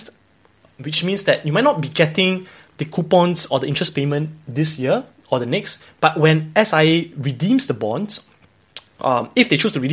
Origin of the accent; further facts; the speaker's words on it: Singapore; as a Singaporean